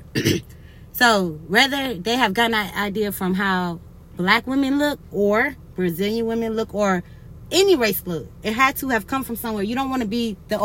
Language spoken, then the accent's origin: English; United States; our life expectancy as Americans has gone down